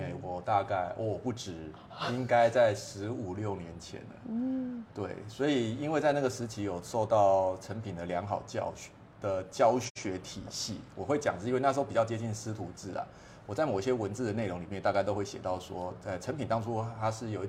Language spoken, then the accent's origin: Chinese; Pingtung City, Pingtung County, Taiwan; now in Kaohsiung, Taiwan; 我是屏东长大的孩子，所以我的心情一直都是保持着一个乡下人进城市的心态